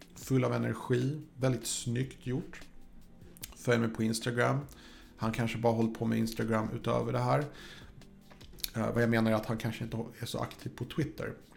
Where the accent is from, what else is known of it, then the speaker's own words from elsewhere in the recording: Sweden; jag är svensk